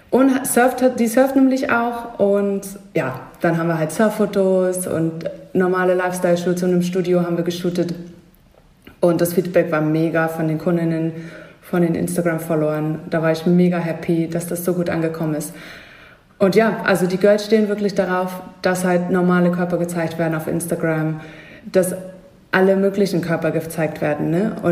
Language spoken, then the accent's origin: German; Hamburg, Germany; In meiner Heimat Hamburg